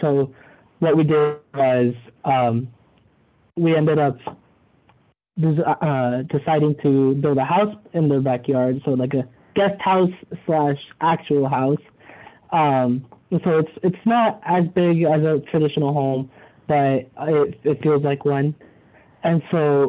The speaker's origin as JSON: {"language": "English", "town": "Mesa", "region": "Arizona", "country": "United States", "tie": "born or raised there", "moved": "as an adult", "lives_now": "St. Louis, United States", "said": "I'm from Mesa, Arizona. Back home, I went to Mesa High School"}